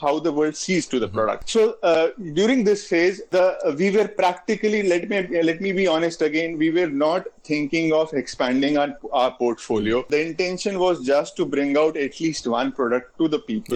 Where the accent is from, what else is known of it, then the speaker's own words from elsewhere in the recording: India; being an Indian